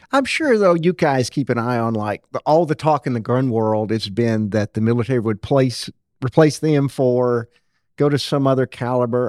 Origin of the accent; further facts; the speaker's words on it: Rose City, Arkansas, United States; I grew up in Rose City